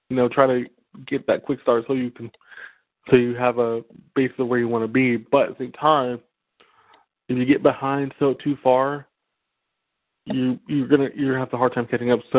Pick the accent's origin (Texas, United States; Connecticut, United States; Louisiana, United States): Texas, United States; I'm from Texas